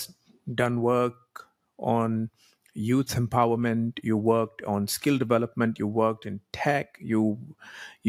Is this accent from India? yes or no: yes; India; where I grew up in India